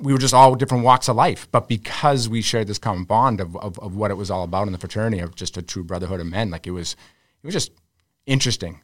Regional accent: Arlington, Massachusetts, United States; growing up in Arlington

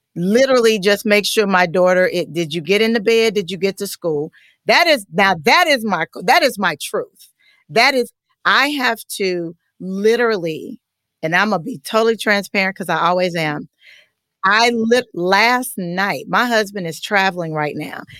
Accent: Richmond, Kentucky, United States; moved away as an adult; also born or lived in Louisville, Kentucky; now in Atlanta, United States; I'm just a small town girl from Kentucky

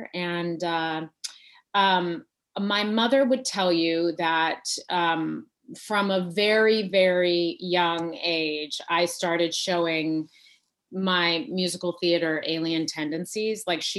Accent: Fresno, California, United States; I was born and raised in Fresno, California, which is right smack dab in the middle of California.

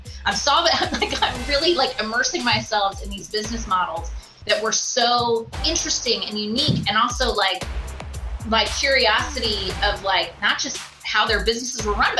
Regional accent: Singapore; also born or lived in Kuala Lumpur, Malaysia / Florida / Washington, D.C.; now in Minnesota, United States; I was born on the equator. So I was born in Kuala Lumpur, Malaysia. Grew up in Singapore, went to Florida. I have just progressively moved north.

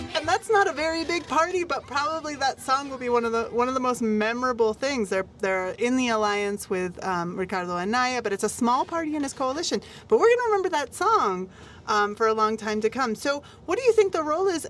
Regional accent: United States; now in Mexico; as an American

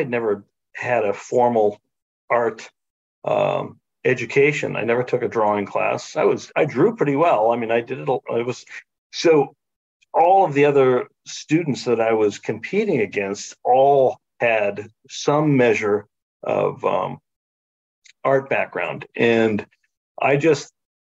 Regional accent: Ohio, United States; also born or lived in Boston; now in Michigan, United States; I grew up in Ohio

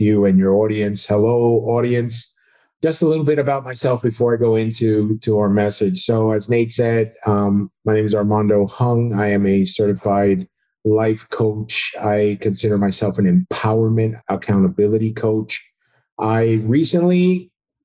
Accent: New Jersey, United States; moved away as an adult; now in Central Florida, United States; I'm originally from New Jersey. So after 29 years in New Jersey, we are now down here in Central Florida

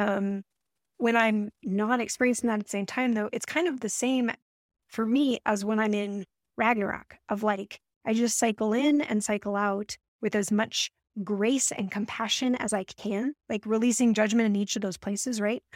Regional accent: Colorado, United States; now in Alaska, United States; I grew up in Colorado

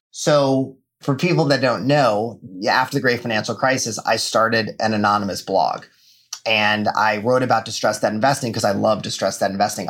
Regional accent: Fairfax, Virginia, United States; I grew up outside of Washington, D.C., Fairfax, Virginia my dad lives in the same house that I was born

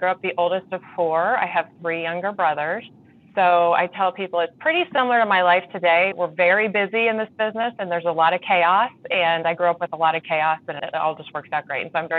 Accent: Champaign, Illinois, United States; I grew up in Champaign, Illinois, in the heart of the heartland of the Midwest.

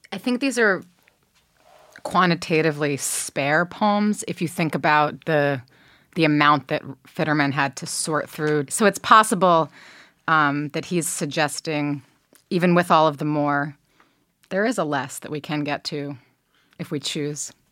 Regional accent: New Jersey, United States; I'm from New Jersey

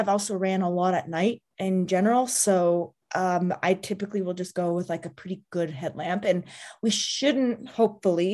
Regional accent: Southwest, United States; I'm from the desert, I'm from the Southwest

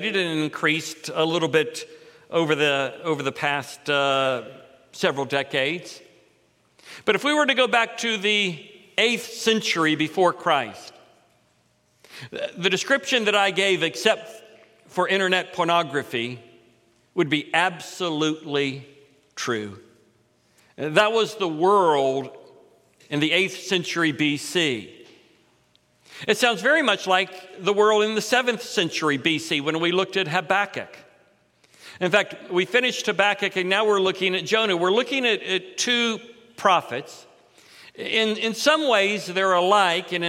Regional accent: Titusville, Florida, United States; I was raised in Central Florida, Titusville, Florida, on the East Coast, but I spent many weeks growing up in Ashland, Kentucky at my grandparents'.

